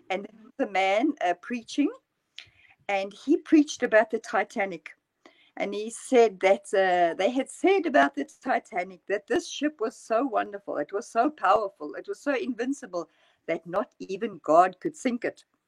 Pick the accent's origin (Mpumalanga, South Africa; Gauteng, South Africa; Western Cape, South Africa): Gauteng, South Africa; near Johannesburg; moved away as an adult; also born or lived in London, United Kingdom; now in Norway; I grew up near Johannesburg